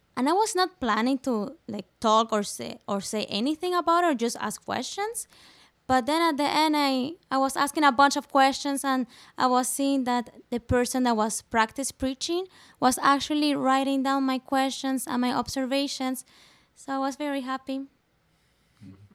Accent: Venezuela; first language Spanish; English is a second language; now in Newfoundland, Canada; I'm from Venezuela, South America, just next to Colombia and on top of Brazil. So that's why I have an accent. My uh, my first language is Spanish, and my second one is French

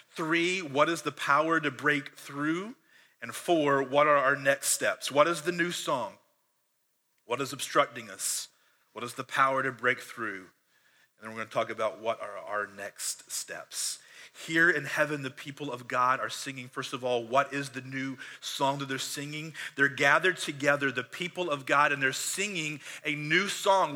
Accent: Conway, South Carolina, United States; I was born in South Carolina, here actually in Horry County in 1977.

